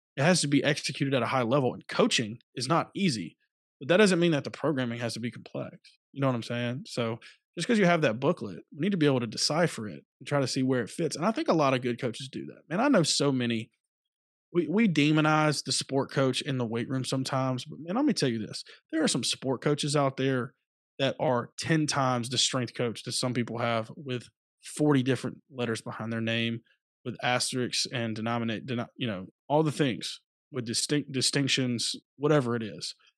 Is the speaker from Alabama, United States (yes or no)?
yes; Phenix City, Alabama, United States; moved away as an adult; also born or lived in Louisiana; I'm originally from Phoenix City, Alabama